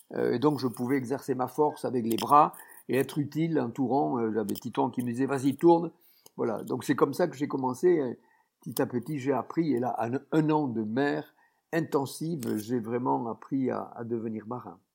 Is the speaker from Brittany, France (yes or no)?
no; Tarn, Occitania, France; je suis né dans le Tarn, c'est un département euh, qui est dans le secteur de Toulouse